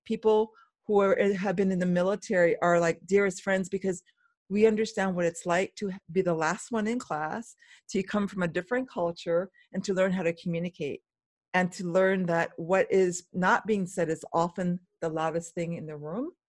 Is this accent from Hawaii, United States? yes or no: yes; Hawaii, United States; also born or lived in Bremerhaven, Germany; I was raised here in Hawaii mainly, but when I was five years old, five through seven, we traveled to, to Germany and lived in Bremerhaven.